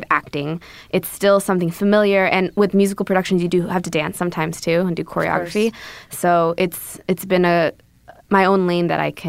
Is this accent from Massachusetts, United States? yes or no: no; Bay Area, California, United States; moved away as an adult; also born or lived in Korea / Irvine, California / Los Angeles; now in Atlanta, United States; I was born in Korea, moved to the Bay Area with my family, actually, because my dad got a radio job.